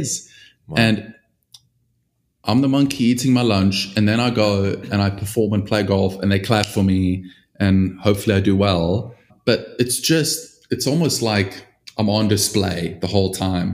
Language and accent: English; South Africa; growing up in South Africa